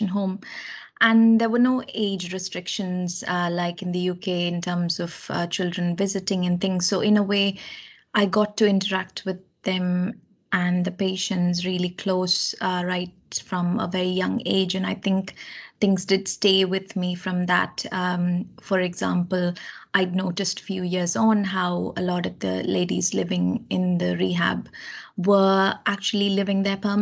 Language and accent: English; Kerala, India; moved away as an adult; now in United Kingdom; I grew up in India, in the south of India, in a state called Kerala.